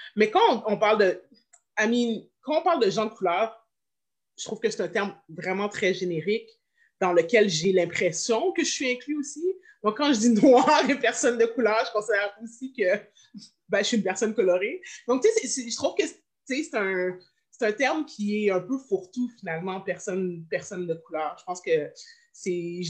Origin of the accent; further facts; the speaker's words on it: Montreal, Quebec, Canada; je viens de Montréal